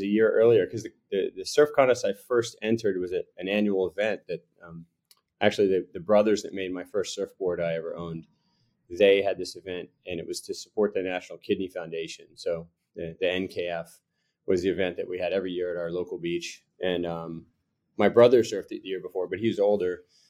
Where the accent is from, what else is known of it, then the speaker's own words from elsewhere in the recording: Florida, United States; cause I'm from Florida.